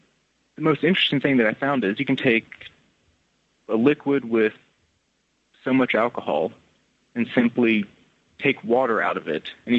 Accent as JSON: {"language": "English", "region": "Tennessee", "country": "United States", "moved": "yes", "lives_now": "Scotland", "said": "I'm originally from Tennessee, but currently I'm over in Scotland."}